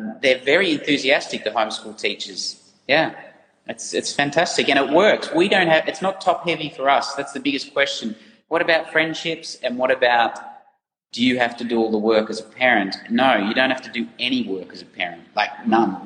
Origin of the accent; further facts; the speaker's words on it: Ballarat, Victoria, Australia; moved away as an adult; also born or lived in Netherlands; we grew up in Ballarat. It's a big monoculture there, and I love going home